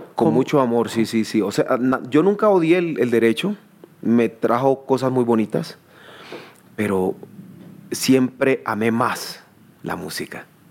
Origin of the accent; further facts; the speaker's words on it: Chocó, Colombia; moved away as an adult; also born or lived in Quibdó / Bogotá / Cali; now in New York, United States; Yo soy del Chocó.